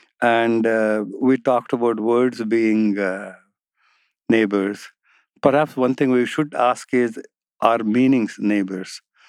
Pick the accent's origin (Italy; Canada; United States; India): India; first language Telugu; English is a second language; I'll give an example from Telugu, which is my mother tongue.